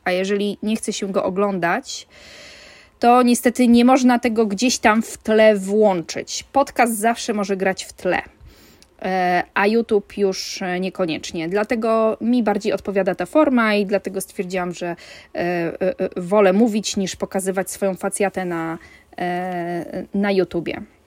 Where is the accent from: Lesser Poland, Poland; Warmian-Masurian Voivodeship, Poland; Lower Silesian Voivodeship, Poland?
Warmian-Masurian Voivodeship, Poland; ja pochodzę z Warmii, jestem rodowitą Warmianką.